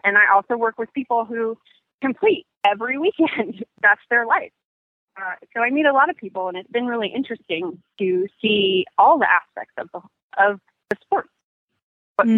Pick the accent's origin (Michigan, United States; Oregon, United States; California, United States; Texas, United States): California, United States; now in Charlotte, United States; I'm originally from California